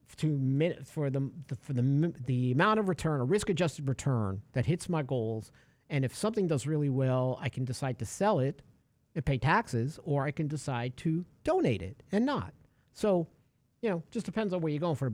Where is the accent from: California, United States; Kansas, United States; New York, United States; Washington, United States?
New York, United States; New York City; now in Texas, United States; I'm a kid from New York City